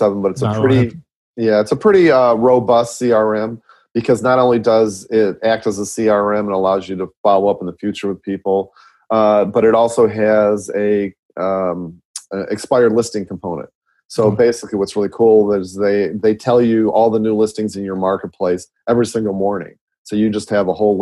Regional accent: Midwest, United States; I'm from Midwest. I talk really super fast

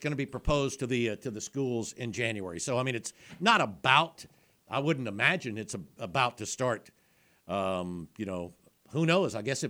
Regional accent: South Alabama, United States; growing up in South Alabama.

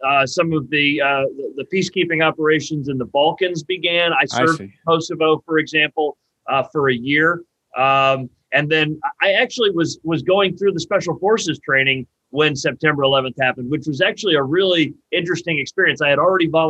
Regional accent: Northeast Ohio, United States; moved away as an adult; now in Columbus, United States; Columbus is a great place to live, but Northeast Ohio is still home to me

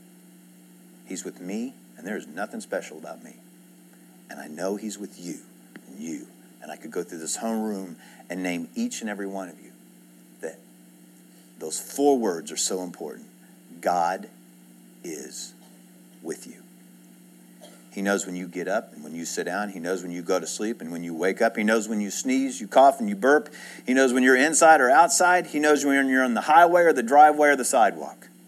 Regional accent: Edmond, Oklahoma, United States; also born or lived in Houston area, Texas (born); I grew up in Edmond. I went to first grade here.

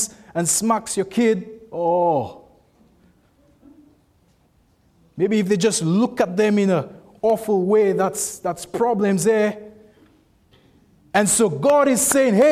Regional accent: St. Lucia; I'm from St. Lucia

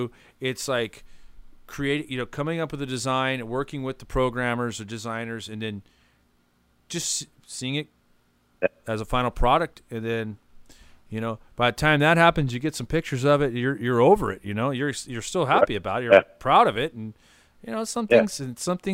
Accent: California, United States; I'm born and raised here

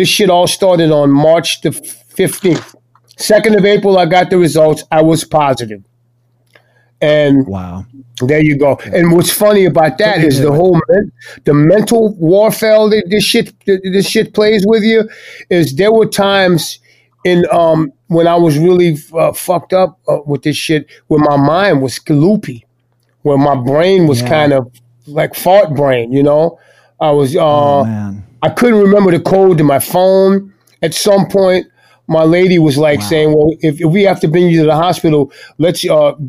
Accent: New Orleans, Louisiana, United States; Born and raised right up there

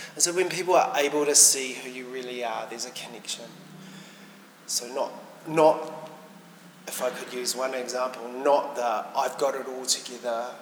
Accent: Whanganui, Manawatū-Whanganui, New Zealand; moved away; I hail from Wanganui originally

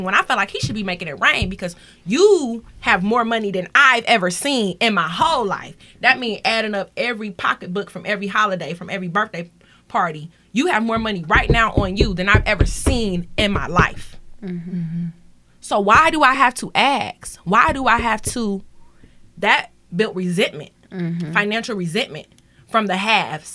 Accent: Detroit, Michigan, United States; I grew up in Detroit.

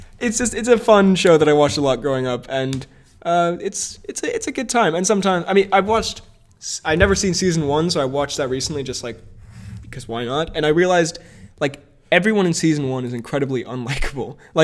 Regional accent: United States

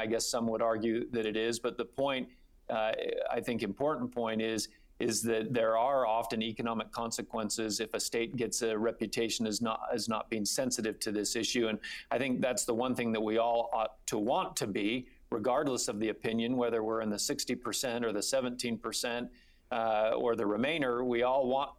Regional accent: Provo, Utah, United States; also born or lived in Salt Lake City; I'm a native of Provo. I grew up in Provo, so that's my hometown. And I'm also a resident of Salt Lake City

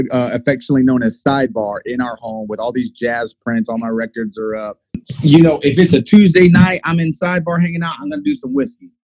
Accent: Florida, United States; moved away as an adult; also born or lived in Texas; I'm originally from Florida

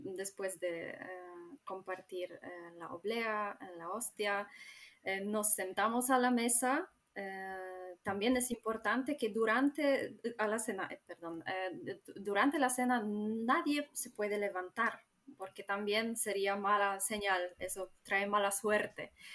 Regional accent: Warmian-Masurian Voivodeship, Poland; Spanish is a second language; noreste de Polonia, de Masuria.

